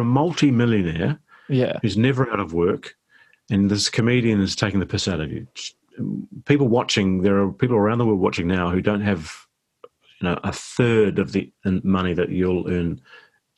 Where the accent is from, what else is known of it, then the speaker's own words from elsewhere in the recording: New Zealand; I'm really grateful that I live here and I'm from here